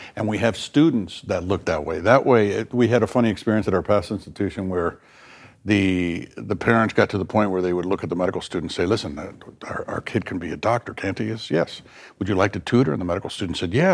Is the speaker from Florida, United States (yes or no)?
yes; South Florida, United States; moved away; in the South, where I grew up in South Florida